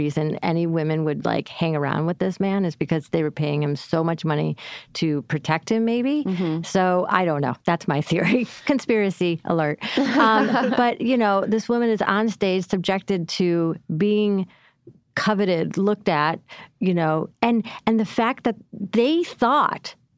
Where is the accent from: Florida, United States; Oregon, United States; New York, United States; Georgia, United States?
New York, United States; Syracuse; moved away; my hometown, Syracuse, New York